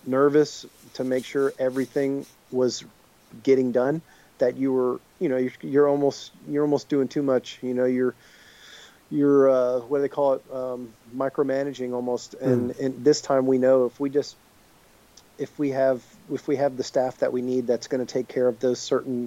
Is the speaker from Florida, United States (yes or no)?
yes; Tampa, Florida, United States; it being right here in Tampa and us being literally teenagers riding bicycles